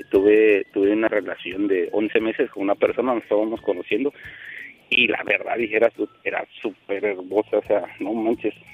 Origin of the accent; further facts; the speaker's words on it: Guerrero, Mexico; now in Puerto Escondido, Mexico; soy de Guerrero, pues ahí, estamos acostumbrados al miedo.